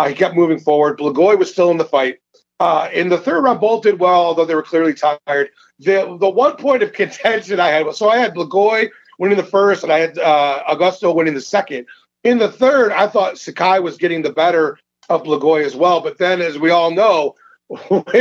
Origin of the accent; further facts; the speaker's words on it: Michigan, United States; I'm from Michigan